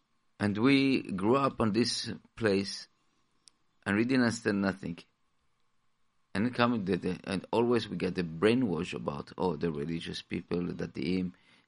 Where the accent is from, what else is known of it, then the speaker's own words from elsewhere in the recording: Israel; as Israeli, and Israeli, and trying to be Baal Tshuva, that we grew up in Israel with a very big anti-religious society.